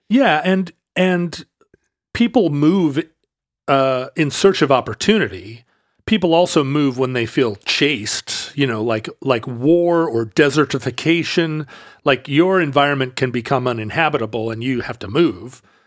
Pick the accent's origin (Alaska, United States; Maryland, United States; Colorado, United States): Alaska, United States; moved away; also born or lived in Seattle; I grew up in Alaska